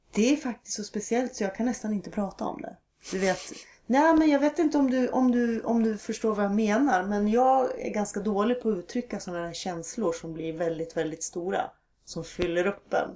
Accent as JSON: {"language": "Swedish", "region": "Norrland inland", "country": "Sweden", "tie": "born or raised there", "moved": "yes", "said": "på något sätt är det här barndom för mig"}